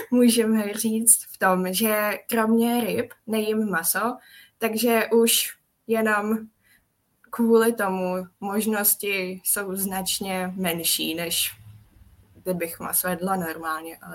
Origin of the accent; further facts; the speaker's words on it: Czechia; Takže já paradoxně, ačkoliv jsem Čech, tak moc českou kuchyni nevařím